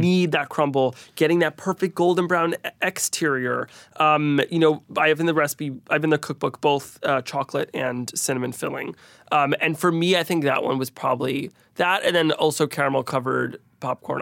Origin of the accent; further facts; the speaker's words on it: Teaneck, New Jersey, United States; growing up in New Jersey, there's a lot of great Indian food